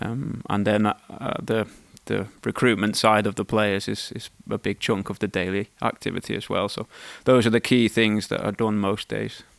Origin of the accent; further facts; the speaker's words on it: Wales, United Kingdom; moved away; also born or lived in England; I was born in England, schooled in Wales